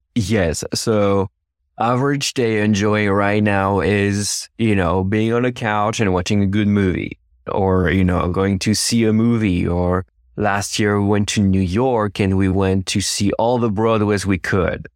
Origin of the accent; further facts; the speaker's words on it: Versailles, Île-de-France, France; English is a second language; moved away as an adult; now in United States; I'm originally from France